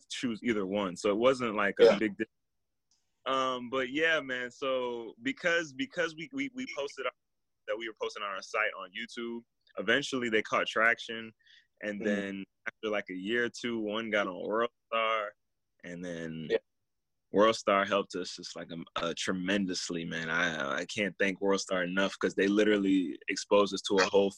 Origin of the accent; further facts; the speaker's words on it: Miami, Florida, United States; moved away; my best friend that I grew up with in Miami